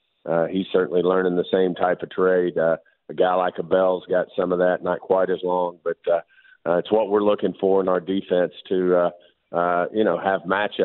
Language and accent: English; Arkansas, United States; Of course, I'm from South in Arkansas, and I think we call it turkey fries